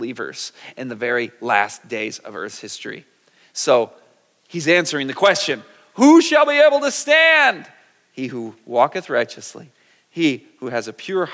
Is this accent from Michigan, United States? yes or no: yes; Michigan, United States; also born or lived in California; I'm from Michigan. We're very flat